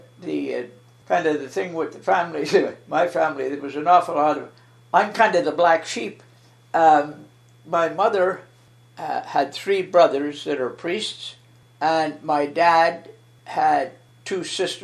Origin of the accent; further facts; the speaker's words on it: Eganville, Ontario, Canada; moved away as an adult; now in Barry's Bay, Canada; I was born in Eganville in 1940